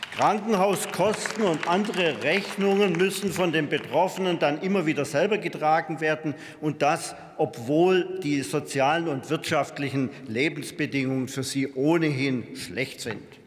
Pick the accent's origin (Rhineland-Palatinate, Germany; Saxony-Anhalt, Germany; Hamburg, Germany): Rhineland-Palatinate, Germany; Vorderpfalz; In meiner Heimatregion, die auch als Gemüsegarten Vorderpfalz bezeichnet wird